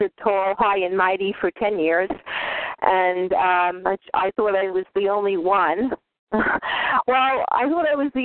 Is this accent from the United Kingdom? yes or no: no; New York, United States; moved away; I'm from New York. I haven't been in New York in a long time. I'm a native